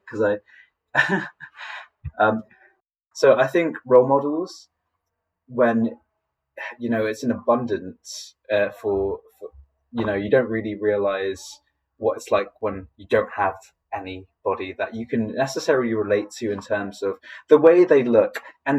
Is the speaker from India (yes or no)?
no; Philippines; born there; growing up, I identified as Filipino because I was born in the Philippines